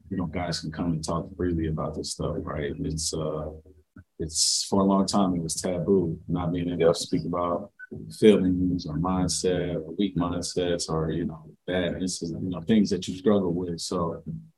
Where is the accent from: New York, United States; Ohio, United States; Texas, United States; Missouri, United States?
Ohio, United States; Cincinnati; I grew up in Cincinnati